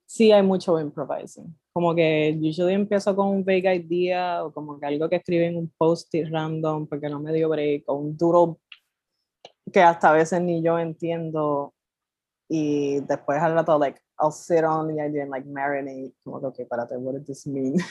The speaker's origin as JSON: {"language": "Spanish", "town": "Carolina", "country": "Puerto Rico", "also_born_or_lived": "Santurce, San Juan", "said": "soy de Carolina, nacida en Santurce"}